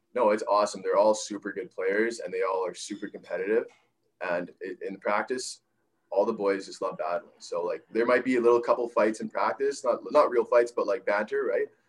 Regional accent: Winnipeg, Manitoba, Canada; now in Kamloops, Canada; I was from Winnipeg

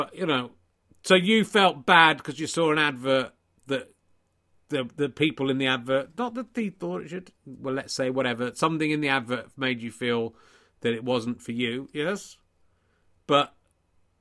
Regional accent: Yorkshire and the Humber, United Kingdom; moved away; I was born in Yorkshire.

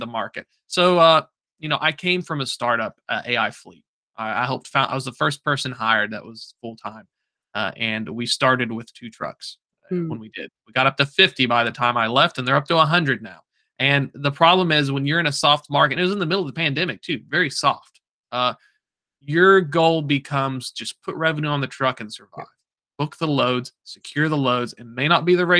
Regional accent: Chattanooga, Tennessee, United States; I'm from Chattanooga

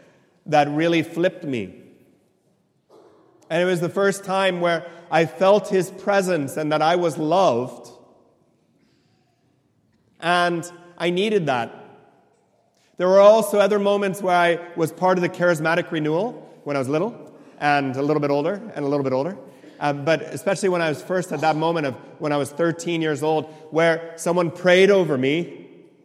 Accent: right next to San Francisco, in the Silicon Valley, California, United States; I was born and raised in California

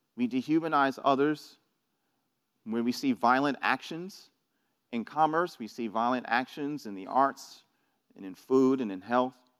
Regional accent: New York City, New York, United States; moved away; I, I'm from New York. I grew up in New York City

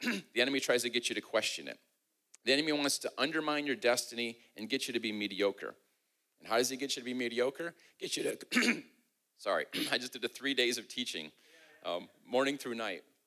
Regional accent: Midwest, United States; moved away; I'm from the Midwest

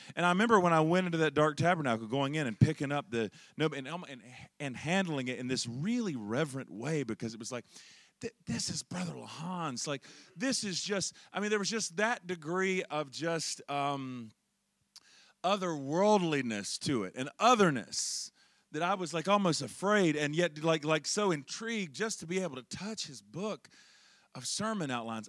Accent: Charlotte, North Carolina, United States; I'm originally from Charlotte, North Carolina

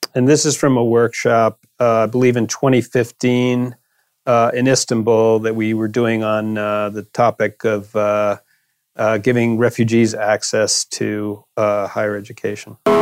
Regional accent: United States; now in London, United Kingdom; I'm an American citizen

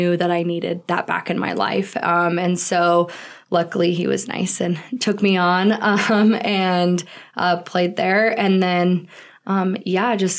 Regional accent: Colorado, United States; now in Chadron, United States; I actually grew up in Colorado, a small town, considered in Colorado

